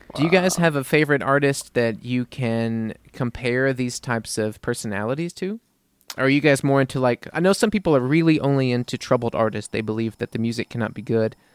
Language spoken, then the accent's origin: English; New Orleans, Louisiana, United States; moved away as an adult; now in Munich, Germany; I'm from New Orleans